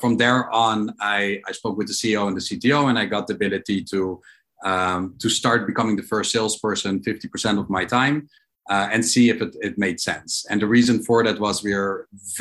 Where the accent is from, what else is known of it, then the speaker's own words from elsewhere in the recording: Amsterdam, North Holland, Netherlands; also born or lived in New York; now in Israel; I'm originally from Holland, from Amsterdam